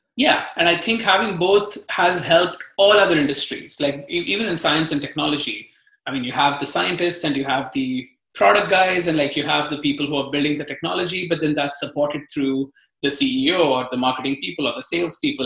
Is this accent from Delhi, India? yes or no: no; Mumbai, Maharashtra, India; moved away as an adult; now in United States; I, I grew up in Mumbai